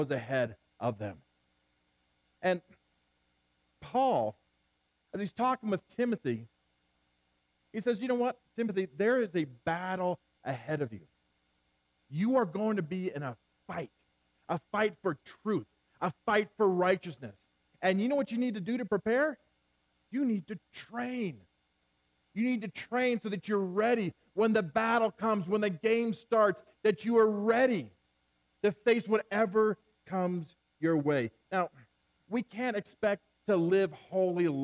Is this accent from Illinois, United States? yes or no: no; Central California, United States; I grew up in Central California